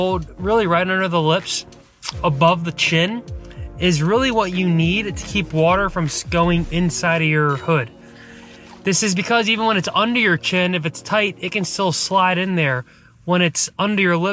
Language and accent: English; East Coast, United States; growing up on the East Coast